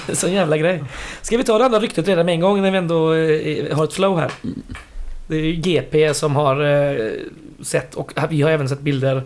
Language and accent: Swedish; Västergötland, Västra Götaland, Sweden; jag är västgöte